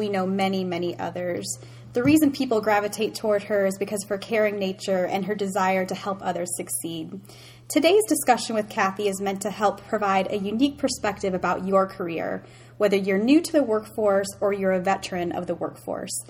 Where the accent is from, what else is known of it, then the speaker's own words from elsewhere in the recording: Seneca County, Ohio, United States; we are both from Seneca County, Ohio. Population of our towns combined, wait for it, is a little over 1,000.